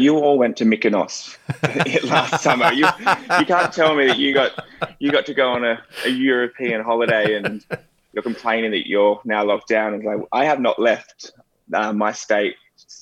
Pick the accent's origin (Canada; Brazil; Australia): Australia; Wollongong, New South Wales; moved away; also born or lived in Goulburn; I was born in Goulburn, which is actually a sheep farming town, but I grew up in Wollongong, which is just off the coast of, just down south from Sydney on the beach